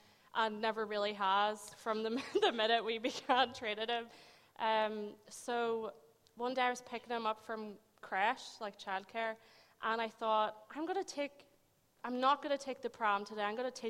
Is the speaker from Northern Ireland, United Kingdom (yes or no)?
yes; Magherafelt, Northern Ireland, United Kingdom; now in Rathcoole, United Kingdom; I'm originally from Macrofelt, which is really far away, and I live in Rathkill now